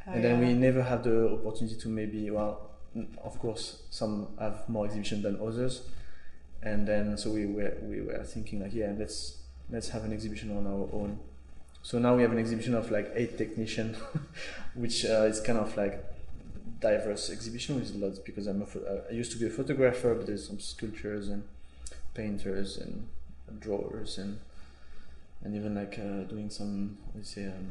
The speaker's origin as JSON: {"language": "English", "country": "France", "also_born_or_lived": "Paris", "moved": "as an adult", "lives_now": "Helsinki, Finland", "said": "I'm originally from France"}